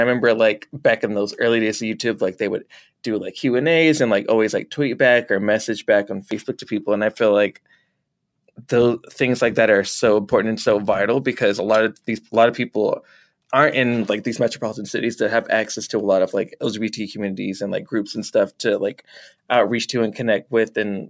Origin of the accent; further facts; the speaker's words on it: the South, United States; And I know like for me, like growing up in the South and stuff